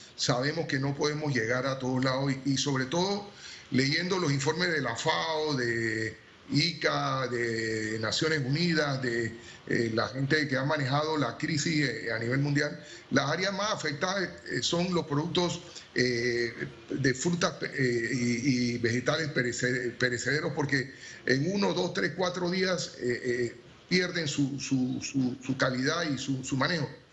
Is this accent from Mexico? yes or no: no; Panama; como panameño